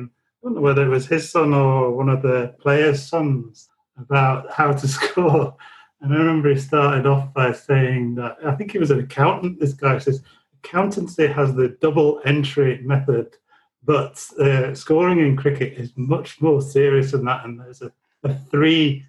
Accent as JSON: {"language": "English", "town": "Leeds", "region": "Yorkshire and the Humber", "country": "United Kingdom", "tie": "born or raised there", "said": "growing up in Leeds within earshot of Headingley"}